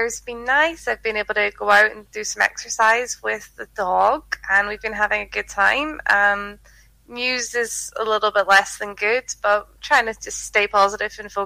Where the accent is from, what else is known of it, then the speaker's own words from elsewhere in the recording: Glasgow, Scotland, United Kingdom; I'm from Glasgow, which is one of the largest cities in Scotland.